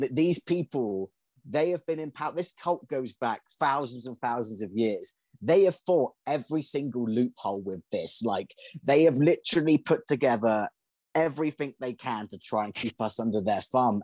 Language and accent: English; England, United Kingdom; moved away as an adult; now in United States; I'm from England